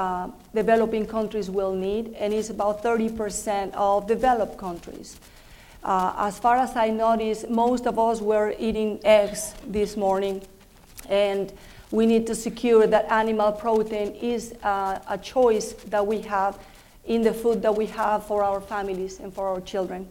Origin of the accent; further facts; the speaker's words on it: Mexico City, Mexico; English is a second language; I am from Mexico. That's why I have an accent. Was born and raised in Mexico City